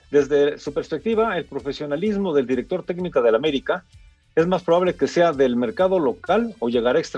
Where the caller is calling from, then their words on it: Morelia, Michoacán, Mexico; Hola Toño, señor productor … de Morelia.